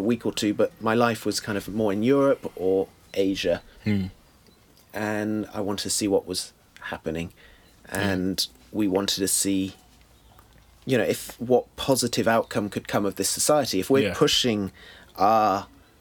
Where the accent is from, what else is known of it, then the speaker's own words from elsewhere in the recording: Bath, South West England, United Kingdom; also born or lived in France; I grew up in Bath.